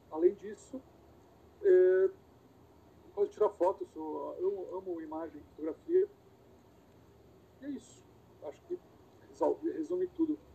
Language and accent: Portuguese; Santos, São Paulo, Brazil; also born or lived in Rio de Janeiro / Bahia; Eu nasci em Santos, é, meu pai era, era técnico de instrumentação e ele para onde ele viajava, a gente viajava. Então morei pouquinho tempo no Rio, morei um tempo no interior de São Paulo, morei um bom tempo na Bahia, voltei para Santos